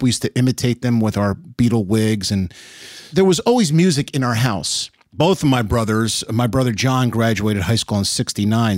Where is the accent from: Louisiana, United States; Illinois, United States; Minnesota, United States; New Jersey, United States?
New Jersey, United States; Elizabeth; also born or lived in New York City; now in Nashville, United States; Was born and raised in Elizabeth, New Jersey